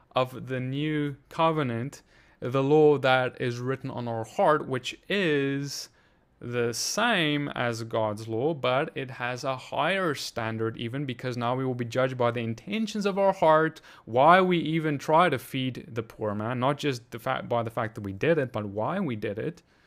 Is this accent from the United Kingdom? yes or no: no; South Africa; moved away; I'm from South Africa too